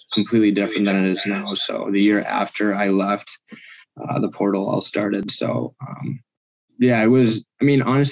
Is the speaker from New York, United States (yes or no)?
no; Minnesota, United States; my experience in high school hockey in Minnesota